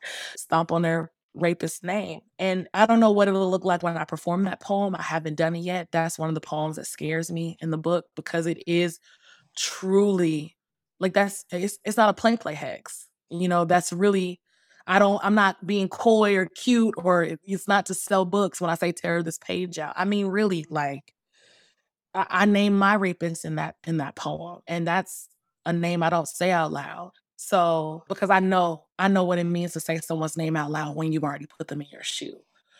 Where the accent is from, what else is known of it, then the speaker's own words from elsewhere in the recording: Atlanta, Georgia, United States; also born or lived in Bay Area; You know, I'm from Atlanta, born and raised, and this is all, Atlanta is also my political home. I spent a good number of years though in the Bay Area